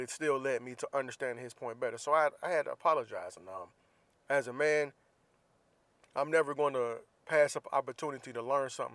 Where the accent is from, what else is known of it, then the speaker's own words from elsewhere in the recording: Jacksonville, Florida, United States; moved away; my hometown of Jacksonville, Florida